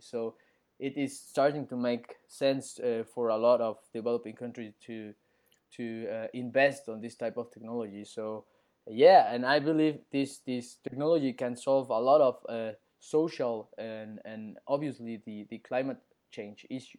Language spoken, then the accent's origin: English; Mexico City, Mexico; I'm from Mexico City.